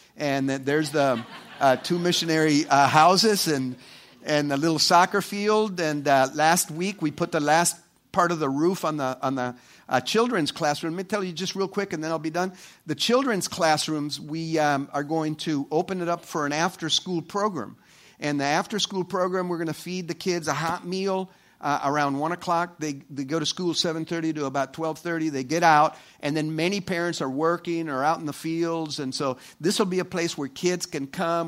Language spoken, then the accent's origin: English; El Salvador; moved away; El Salvador. And that's, uh, uh, you know, my, my, my home country